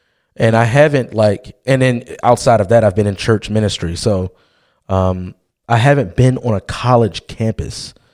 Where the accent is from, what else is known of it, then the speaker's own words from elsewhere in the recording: Baltimore, Maryland, United States; we grew up in Baltimore City, West Baltimore City